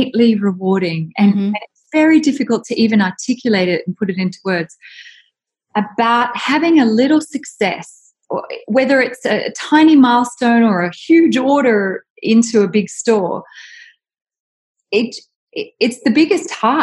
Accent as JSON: {"language": "English", "country": "Australia", "moved": "yes", "said": "I'm from Australia"}